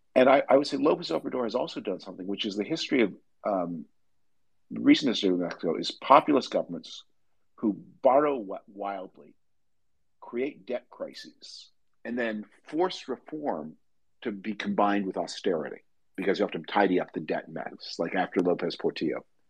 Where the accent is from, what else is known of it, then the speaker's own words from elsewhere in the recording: Canada; moved away; I'm from Canada originally